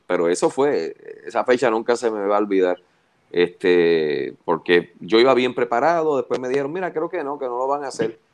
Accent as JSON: {"language": "Spanish", "country": "Puerto Rico", "said": "todos los que somos puertorriqueños"}